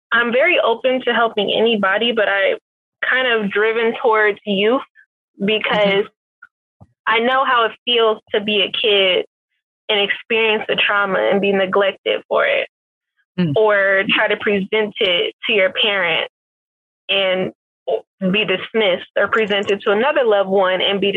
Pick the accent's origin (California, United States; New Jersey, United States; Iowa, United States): California, United States; Richmond; I was commuting from Richmond to San Leandro at one point to go to school